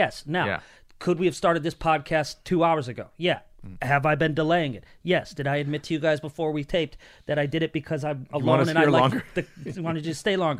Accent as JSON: {"language": "English", "region": "Connecticut", "country": "United States", "tie": "born or raised there", "moved": "yes", "lives_now": "Los Angeles, United States", "said": "I grew up in Connecticut"}